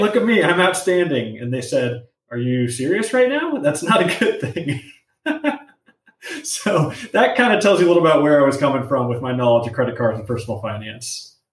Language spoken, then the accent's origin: English; Los Angeles, California, United States; I grew up grew up in Los Angeles, grew up in a Mexican American family here